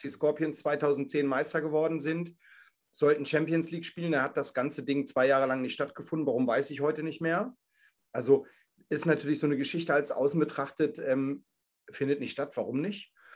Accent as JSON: {"language": "German", "town": "Hanover", "region": "Lower Saxony", "country": "Germany", "said": "ich komme aus Hannover"}